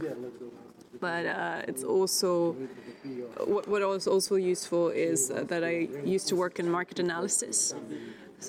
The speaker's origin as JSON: {"language": "English", "region": "Berlin", "country": "Germany", "moved": "yes", "lives_now": "Lisbon, Portugal", "said": "I am originally from Berlin, but I live in Lisbon now"}